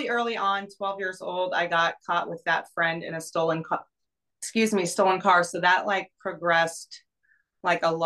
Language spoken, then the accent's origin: English; Reno, Nevada, United States; I grew up in Reno, Nevada